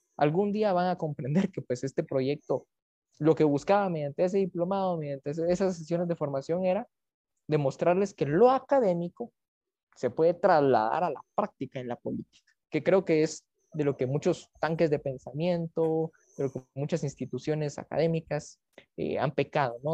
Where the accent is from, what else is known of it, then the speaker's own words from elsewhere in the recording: Guatemala; como guatemalteco